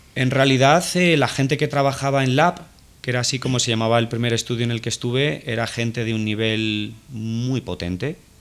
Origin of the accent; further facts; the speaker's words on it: Fuenlabrada, Community of Madrid, Spain; nosotros vivimos en un barrio humilde, en el barrio del Naranjo, en Fuenlabrada, es un municipio que está en el sur de Madrid